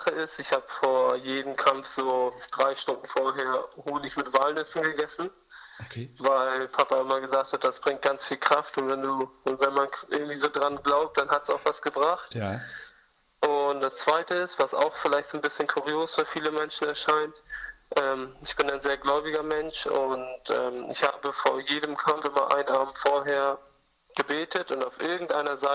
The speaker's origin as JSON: {"language": "German", "country": "Armenia", "said": "ich verbinde mit Kreta einfach ähm, meine Heimat in Armenien, wo ich leider nicht hin kann, mhm. aufgrund der Wehrpflicht."}